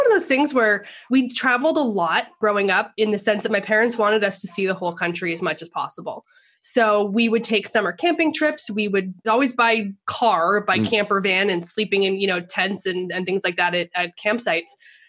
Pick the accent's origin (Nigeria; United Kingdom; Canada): Canada; Alberta; I am originally Canadian. So born and raised, was actually in a really small town where I was born in like northern Alberta, where they have 6-foot snowdrifts by Halloween.